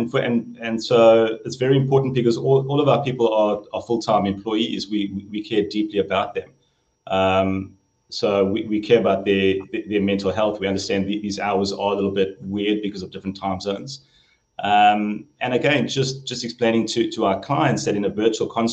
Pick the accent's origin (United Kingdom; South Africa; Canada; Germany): South Africa; Johannesburg, Gauteng; moved away as an adult; now in San Luis Obispo, United States; growing up in Joburg